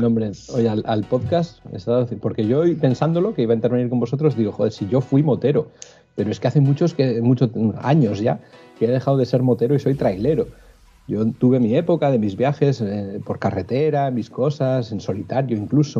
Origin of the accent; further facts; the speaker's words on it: Cantabria, Spain; soy un enamorado de mi tierra